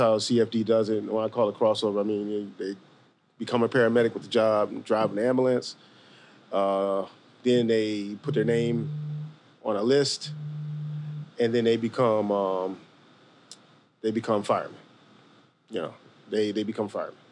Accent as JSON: {"language": "English", "town": "Detroit", "region": "Michigan", "country": "United States", "moved": "yes", "lives_now": "Chicago, United States", "said": "I'm 40 years old, lived in a few different states. I'm originally from Detroit"}